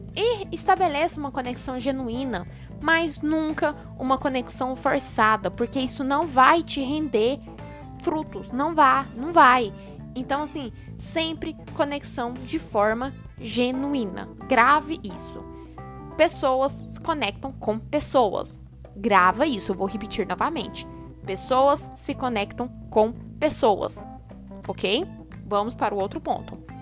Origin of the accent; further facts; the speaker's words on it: Uberlândia, Minas Gerais, Brazil; Sou de Uberlândia, Minas Gerais